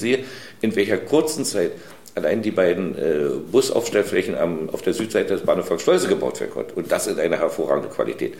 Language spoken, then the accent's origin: German; Germany; wir als Deutsche